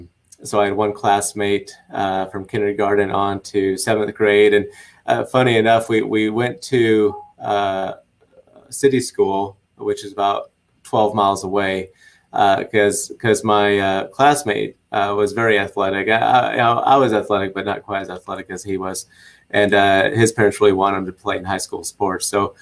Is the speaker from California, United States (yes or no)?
no; Nebraska, United States; Well, it's funny. The state motto is the good life.